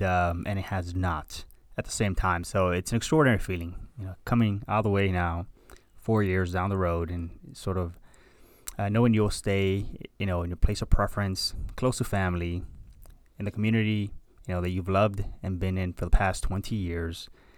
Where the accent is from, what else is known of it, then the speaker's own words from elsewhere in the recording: Hialeah, Florida, United States; And thanks to that, we came to this country. And I've been in South Florida ever since, I was raised in Hialeah, boy.